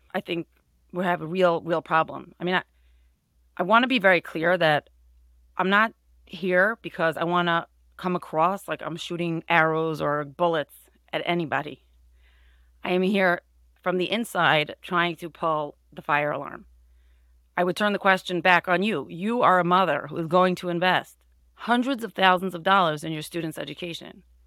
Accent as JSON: {"language": "English", "town": "Monsey", "region": "New York", "country": "United States", "tie": "born or raised there", "said": "I grew up in Muncie"}